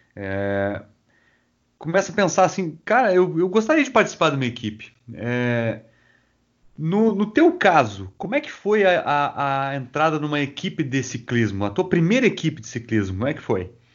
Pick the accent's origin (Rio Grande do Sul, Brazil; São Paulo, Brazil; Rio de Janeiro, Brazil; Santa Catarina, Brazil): Rio Grande do Sul, Brazil; Rio Grande; Eu sou natural de Rio Grande, e ali é plano